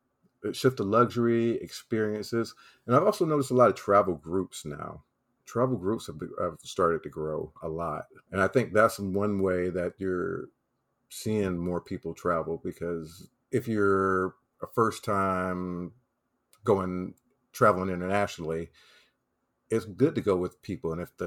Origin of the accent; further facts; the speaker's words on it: the South, United States; I'm from the South.